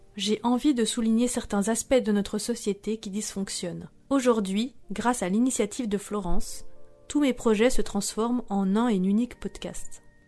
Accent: Bourgogne-Franche-Comté, France; also born or lived in Vietnam; À seulement six jours, j'ai été adoptée par un couple marié franc-comtois

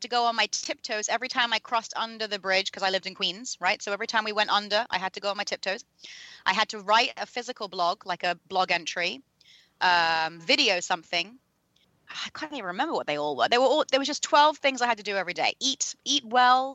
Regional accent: London, United Kingdom; I was born in London, so, and educated there

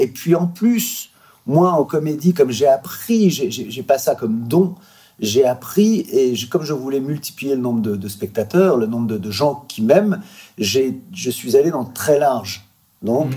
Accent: Quevilly, Normandy, France; chez moi, à Gros quevilly

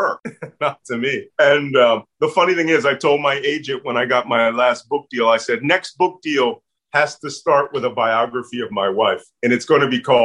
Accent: Philadelphia, Pennsylvania, United States; accent: Philly; my Philly accent

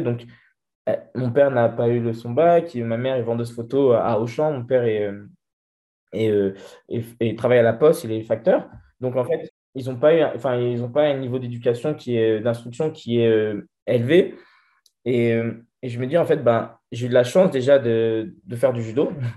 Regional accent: Vigneux-sur-Seine, Île-de-France, France; also born or lived in Brétigny-sur-Orge; j'ai grandi à Vigneux-sur-Seine

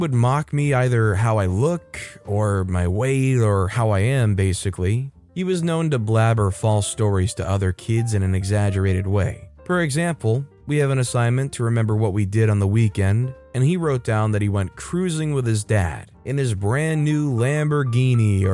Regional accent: United States; as an American

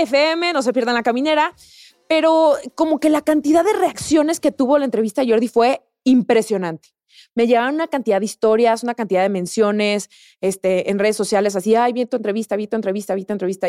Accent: La Piedad, Michoacán, Mexico; moved away as an adult; also born or lived in Guadalajara, Mexico; now in Mexico City, Mexico; crecí en La Piedad

